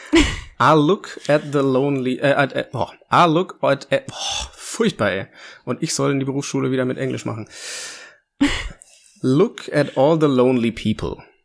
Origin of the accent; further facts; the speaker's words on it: Bubenreuth, Bavaria, Germany; mein Bubenreuth, also mein Heimatdorf, wo ich herkomme